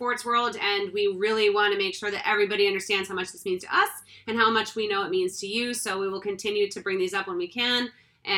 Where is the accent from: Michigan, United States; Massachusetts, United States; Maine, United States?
Massachusetts, United States; we come from Massachusetts. My mom is from Weymouth, Massachusetts.